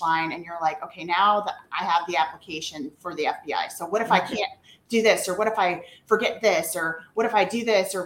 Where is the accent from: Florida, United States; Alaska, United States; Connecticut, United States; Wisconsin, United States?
Florida, United States; north of Tampa; moved away as an adult; now in Texas, United States; Born and raised in Florida, north of Tampa